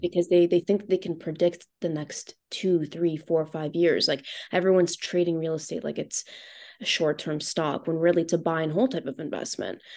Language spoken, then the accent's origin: English; Thornhill, Ontario, Canada; I grew up in Thornhill.